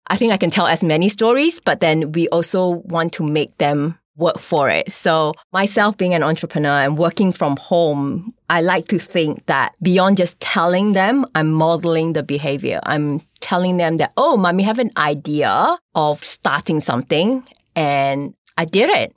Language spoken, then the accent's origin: English; Malaysia; I'm from Malaysia